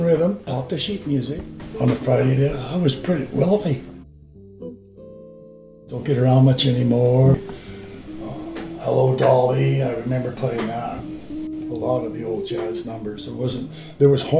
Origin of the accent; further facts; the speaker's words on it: Winnipeg, Manitoba, Canada; now in Yukon, Canada; I was born in St. Bob's Hospital east of Winnipeg. I'm a farm boy from east of town